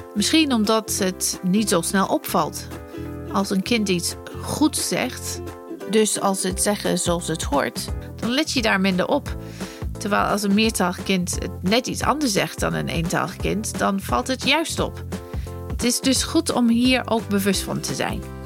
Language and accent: Dutch; near Manchester, North West England, United Kingdom; first language English; Dutch is a second language; moved away as an adult; now in Netherlands; ik ben opgegroeid in Engeland. Dus ik spreek mhm. Engels. Ik kom uit het noorden van Engeland. dus in de buurt van Manchester. Maar ik woon 20 jaar in Nederland